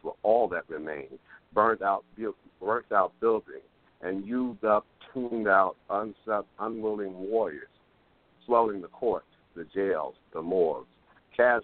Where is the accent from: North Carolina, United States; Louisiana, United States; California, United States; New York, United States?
New York, United States; New York City; also born or lived in Harlem, New York; our family moved to the Bronx in 1960